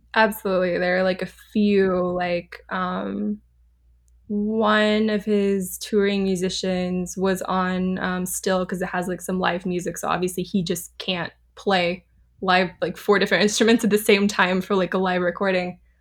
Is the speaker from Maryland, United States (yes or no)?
no; Orange County, California, United States; moved away; also born or lived in Los Angeles; I'm from Orange County, but I've lived, like, the majority of my life in L A.